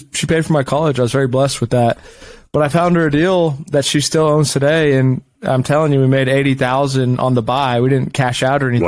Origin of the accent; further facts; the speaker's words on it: Round Rock, Texas, United States; also born or lived in Cleveland, Ohio; I was born in Cleveland, but I moved here when I was 2 years old to Round Rock, Texas.